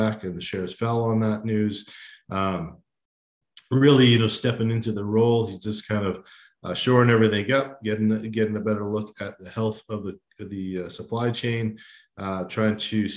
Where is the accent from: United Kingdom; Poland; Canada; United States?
Canada